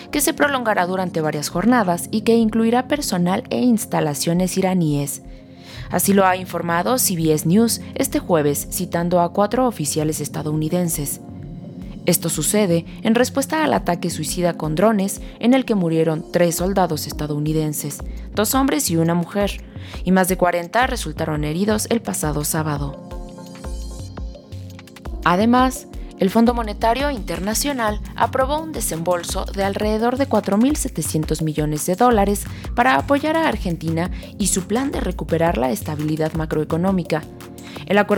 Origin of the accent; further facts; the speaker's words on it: Mazatlán, Sinaloa, Mexico; No soy de aquí, soy de Mazatlán, pero esto venía uno y estaba hermoso